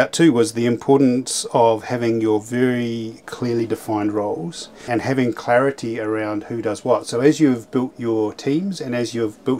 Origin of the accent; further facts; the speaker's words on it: Motueka, Tasman, New Zealand; I'm from Motueka